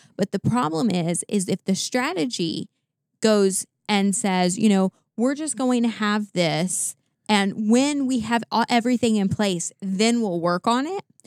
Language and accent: English; Tennessee, United States; going back to Tennessee, 'cause I, you know, it's my home state.